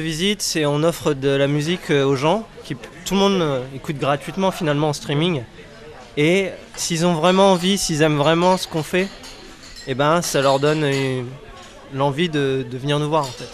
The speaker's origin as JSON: {"language": "French", "town": "Rennes", "region": "Brittany", "country": "France", "said": "je suis rennais"}